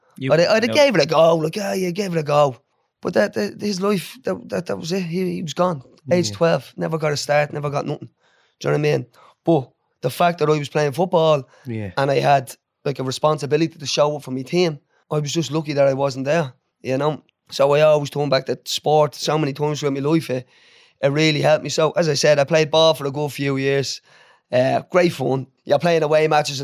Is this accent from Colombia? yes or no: no; Dublin, Leinster, Ireland; I grew up in Ballymun